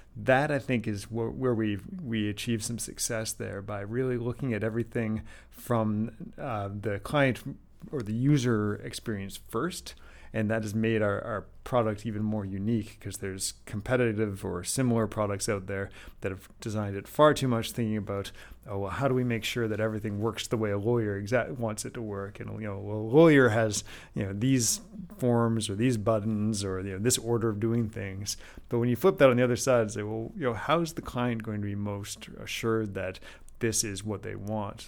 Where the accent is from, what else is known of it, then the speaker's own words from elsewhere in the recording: Calgary, Alberta, Canada; moved away; we're all originally from Calgary, of all places